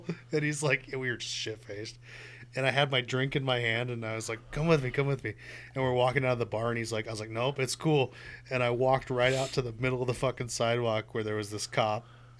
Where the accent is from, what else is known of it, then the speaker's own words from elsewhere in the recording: Boise, Idaho, United States; They're like, "We're from Boise." I was like, "Oh shit, me too.